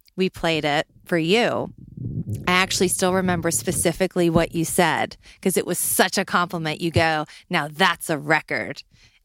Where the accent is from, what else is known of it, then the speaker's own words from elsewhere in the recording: New Orleans, Louisiana, United States; I'm from New Orleans